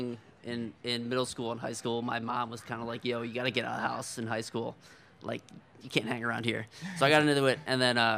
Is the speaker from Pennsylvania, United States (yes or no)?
yes; Philadelphia, Pennsylvania, United States; I'm from Philadelphia.